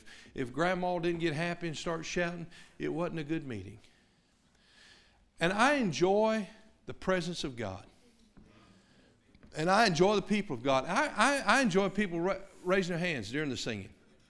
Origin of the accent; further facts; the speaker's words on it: Tennessee, United States; I grew up in East Tennessee, and I've been around all sorts of Bible-believing people and Christian people